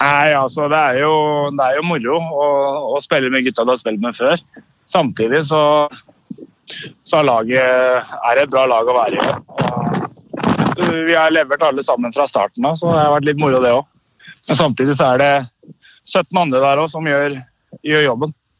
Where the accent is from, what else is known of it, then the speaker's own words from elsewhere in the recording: Østfold, Norway; moved away as an adult; now in Stavanger, Norway; hjemme i Østfold